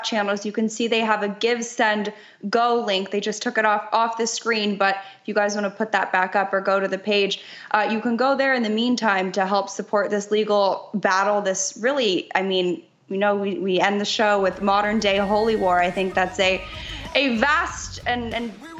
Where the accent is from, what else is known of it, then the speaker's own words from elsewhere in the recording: Los Angeles, California, United States; I'm born and raised in Los Angeles